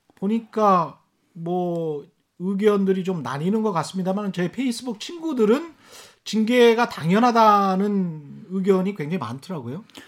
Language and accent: Korean; Yeosu, South Jeolla, South Korea; 제가 전라남도 요수인데요.